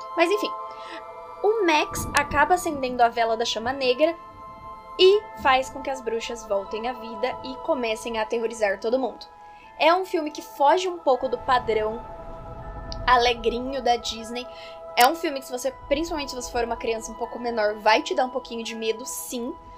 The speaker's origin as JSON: {"language": "Portuguese", "country": "Brazil"}